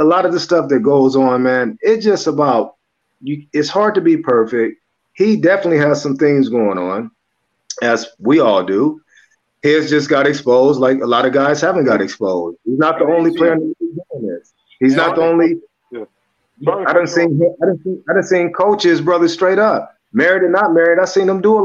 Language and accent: English; Los Angeles, California, United States; moved away; also born or lived in Arizona; I grew up in South Central